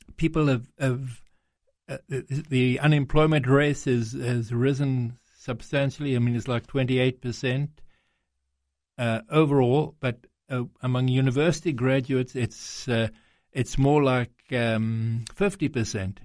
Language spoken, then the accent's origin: English; South Africa; accent: South African; now in Greece; I was born in South Africa, um, but my father's Greek, comes from Greece